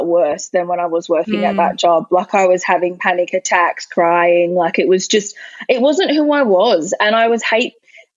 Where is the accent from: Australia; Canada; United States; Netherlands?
Australia; Quairading, Western Australia; also born or lived in Cottesloe, Western Australia; I actually grew up in Quereting.